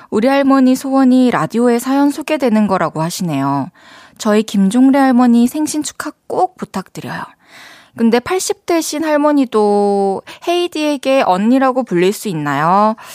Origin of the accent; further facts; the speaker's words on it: Goseong, South Gyeongsang, South Korea; 경남 고성에서